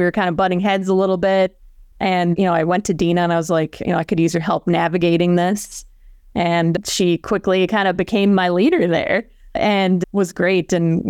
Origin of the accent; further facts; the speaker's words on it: Orono, Minnesota, United States; I'm from Orno, Minnesota, small town, west suburbs. I grew up on a hobby farm where I showed horses, you know, woke up before school to feed all the animals, and then went to school in North Dakota, in Fargo.